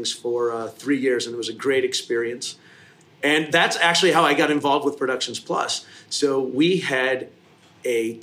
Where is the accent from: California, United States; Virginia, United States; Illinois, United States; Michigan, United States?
Michigan, United States; Kalamazoo; also born or lived in Detroit; I was born and raised in Michigan, Kalamazoo, West Side.